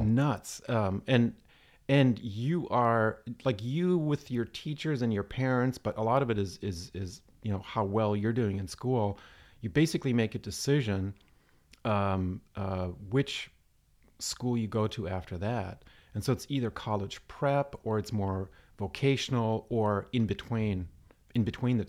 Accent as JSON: {"language": "English", "town": "Stuttgart", "region": "Baden-Württemberg", "country": "Germany", "tie": "born or raised there", "said": "Southern, Southern Germany. I was born in, in Stuttgart."}